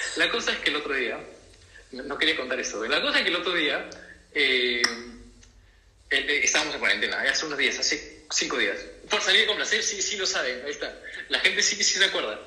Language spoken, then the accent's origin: Spanish; Peru